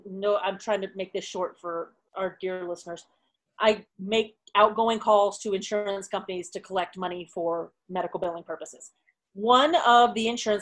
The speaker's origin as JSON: {"language": "English", "region": "Texas", "country": "United States", "tie": "born or raised there", "accent": "southern", "said": "I can do a southern accent because I grew up in Texas"}